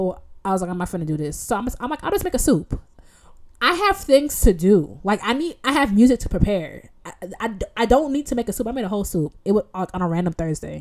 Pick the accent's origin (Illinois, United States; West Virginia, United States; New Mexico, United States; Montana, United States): Illinois, United States; Evanston; now in Rochester, United States; I grew up in Evanston, which is a suburb on the border of on the northern border of Chicago